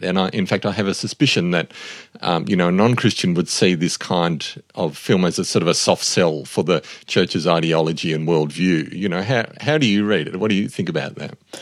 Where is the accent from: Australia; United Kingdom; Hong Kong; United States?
Australia; As an Australian